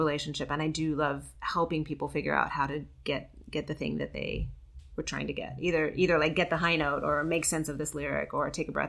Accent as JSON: {"language": "English", "area": "outside of Memphis", "region": "Tennessee", "country": "United States", "tie": "born or raised there", "also_born_or_lived": "Georgia", "said": "I'm from the South. Yeah. I grew up outside of Memphis."}